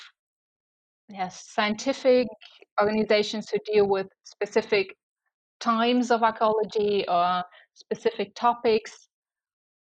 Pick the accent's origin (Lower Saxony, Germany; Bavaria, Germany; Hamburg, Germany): Bavaria, Germany; around Munich; also born or lived in Kiel; I was raised around Munich and I'm still there.